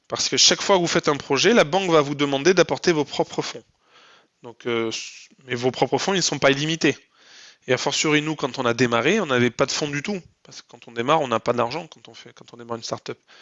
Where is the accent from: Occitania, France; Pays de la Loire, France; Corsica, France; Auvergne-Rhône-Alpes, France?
Occitania, France; Lot; moved away as an adult; also born or lived in Paris, France; now in Toulouse, France; je suis originaire du Lot